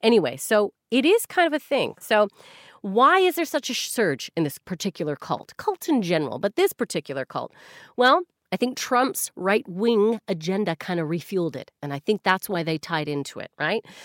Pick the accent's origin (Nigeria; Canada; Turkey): Canada; now in United Kingdom; I'm Canadian